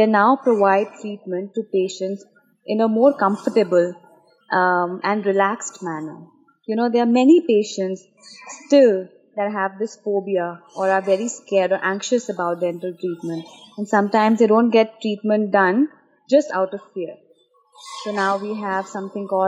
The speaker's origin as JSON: {"language": "English", "region": "Delhi", "country": "India", "moved": "as an adult", "lives_now": "Dubai, United Arab Emirates", "said": "I'm actually from Delhi. My parents live there, and so does my younger brother, who's an architect. And I moved to Dubai 1.5 years ago with my husband"}